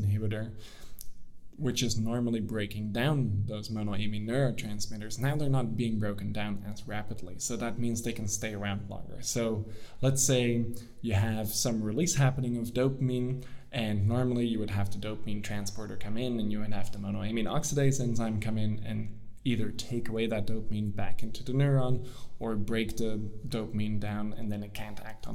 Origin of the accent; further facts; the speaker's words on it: Netherlands; moved away as an adult; also born or lived in United States; I'm from the Netherlands now